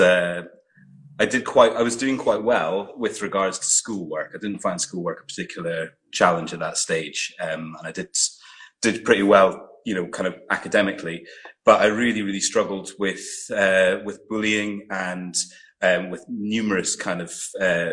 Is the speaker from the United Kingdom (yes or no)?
yes; Aberdeen, Scotland, United Kingdom; also born or lived in Glasgow / Fife; when I was nine, I moved to Aberdeen and lived there till I was 16 when I left home